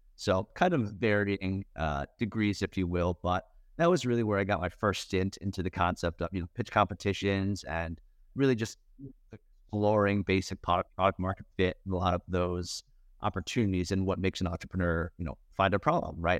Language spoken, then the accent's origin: English; Westchester, New York, United States; grew up in Westchester, just north